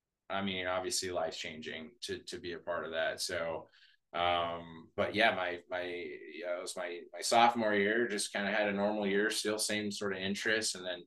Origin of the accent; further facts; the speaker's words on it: Montana, United States; I was from Montana, right?